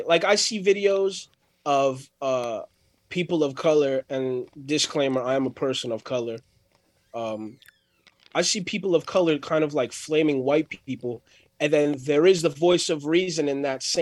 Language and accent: English; New Jersey, United States; I grew up in New Jersey, which is one of the most liberal states in the whole United States